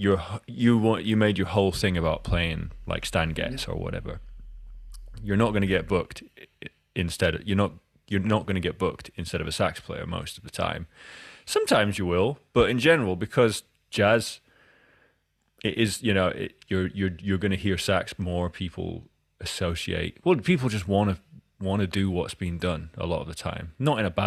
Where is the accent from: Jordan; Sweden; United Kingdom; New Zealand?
United Kingdom; Edinburgh, Scotland; I grew up in Edinburgh